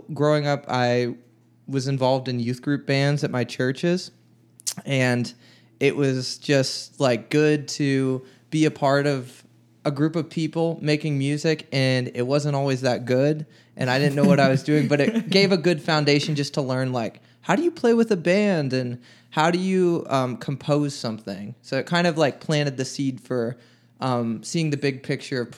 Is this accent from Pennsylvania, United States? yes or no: yes; Beaver Falls, Pennsylvania, United States; now in Nashville, United States; I'm from the Pittsburgh area, little town called Beaver Falls